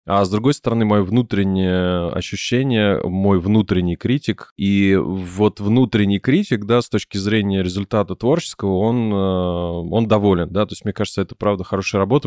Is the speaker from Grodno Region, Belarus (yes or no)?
no; Minsk, Belarus; moved away; с моей малой родины из, из Минска